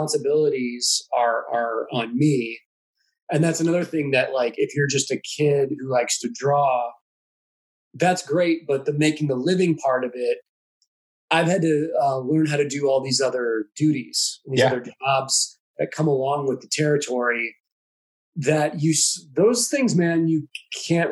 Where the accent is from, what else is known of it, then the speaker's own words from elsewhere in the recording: St. Louis, Missouri, United States; now in Kansas City, United States; I grew up in St. Louis